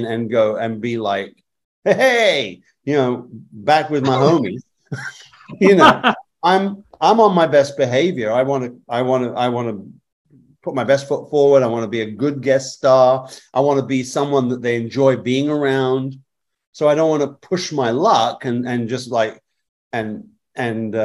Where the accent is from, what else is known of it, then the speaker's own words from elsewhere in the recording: England, United Kingdom; moved away; I was raised in England, grew up in England